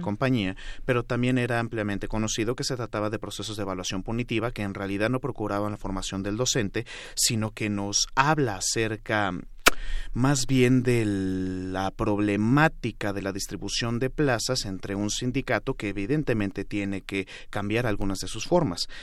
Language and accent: Spanish; Mexico; a nosotras y nosotros como mexicanos